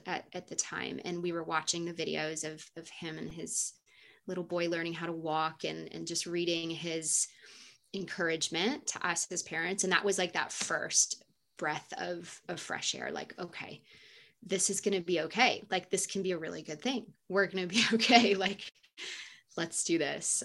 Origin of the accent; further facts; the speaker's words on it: United States; also born or lived in South Korea / Kuwait; we are American and we identify as Americans